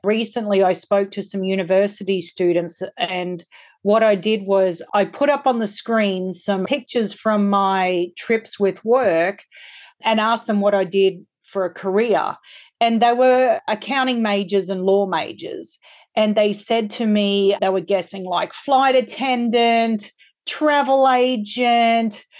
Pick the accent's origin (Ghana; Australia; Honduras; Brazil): Australia; now in Los Angeles, United States; I grew up in Australia